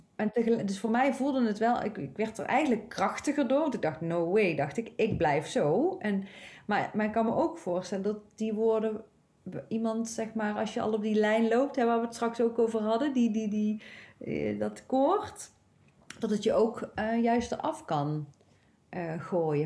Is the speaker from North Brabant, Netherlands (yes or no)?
yes; North Brabant, Netherlands; ik kom zelf uit Brabant